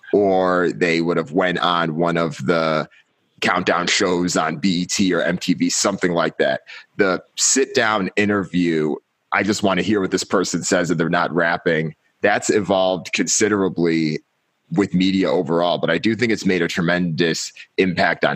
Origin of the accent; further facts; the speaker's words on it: Hartford, Connecticut, United States; moved away; I'm originally from Connecticut, from Hartford